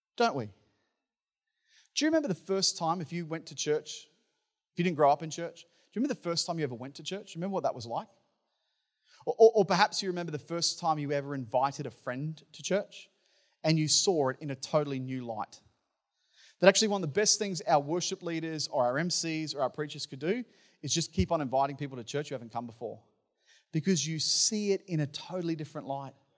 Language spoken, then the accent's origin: English; Townsville, Queensland, Australia; the church that I grew up in in Townsville